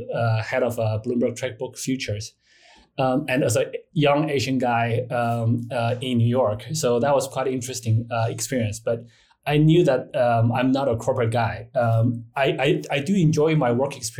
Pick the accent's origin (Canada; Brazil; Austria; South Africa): Canada; moved away as an adult; also born or lived in China / United States / Japan / Hong Kong; I was born in China, but I grew up in Canada, then worked in the United States, and then Japan, and then Hong Kong and Singapore